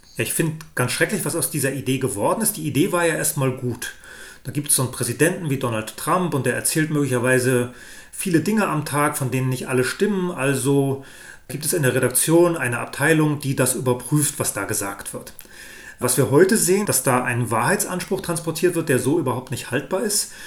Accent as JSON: {"language": "German", "country": "Germany", "tie": "born or raised there", "said": "Ich bin in der DDR aufgewachsen"}